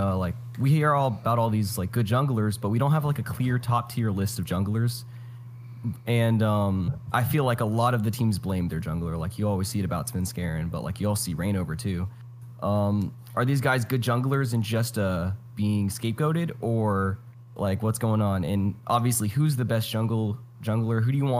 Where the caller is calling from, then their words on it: Valdosta, Georgia, United States; Hey, I'm calling from Valdosta, Georgia.